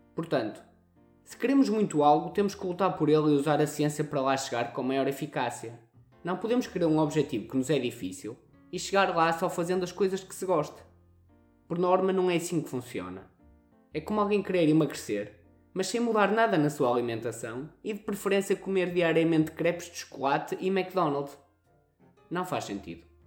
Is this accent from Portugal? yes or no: yes; Northern Portugal, Portugal; accent: pronúncia do norte; temos a pronúncia do norte